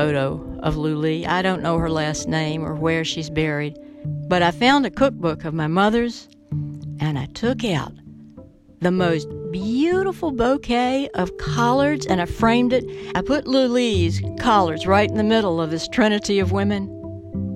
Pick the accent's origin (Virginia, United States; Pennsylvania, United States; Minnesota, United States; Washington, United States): Virginia, United States; Roanoke; also born or lived in Windy Gap Mountain, Virginia; I grew up in Virginia from a small town, Windy Gap Mountain. My mother wanted to upscale us, so she moved us into the city of Roanoke